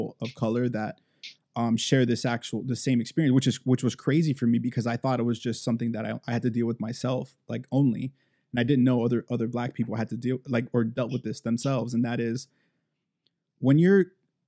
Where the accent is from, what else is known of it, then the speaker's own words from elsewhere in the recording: Miami, Florida, United States; growing up in Miami